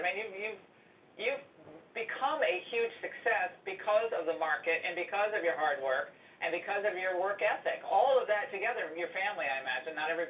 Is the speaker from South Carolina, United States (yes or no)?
no; Hartford, Connecticut, United States; my hometown of Hartford, outside of Hartford, Connecticut